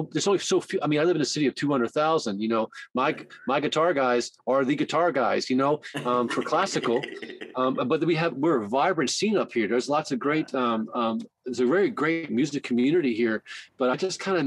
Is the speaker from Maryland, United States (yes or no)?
yes; Baltimore, Maryland, United States; moved away as an adult; also born or lived in Arizona / Cyprus; now in Canada; I grew up in Baltimore and it's kind of second nature to be colorful with my language